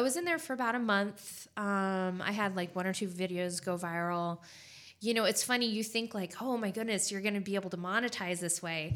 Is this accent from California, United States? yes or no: yes; California, United States; moved away as an adult; now in Spartanburg, United States; I'm originally from California